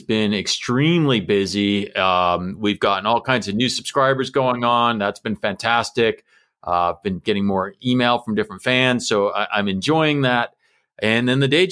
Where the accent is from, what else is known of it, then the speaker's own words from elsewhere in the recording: United States; as an American